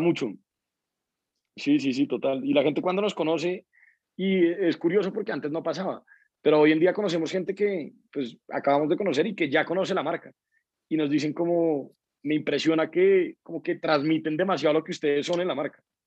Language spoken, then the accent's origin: Spanish; Colombia; como colombianos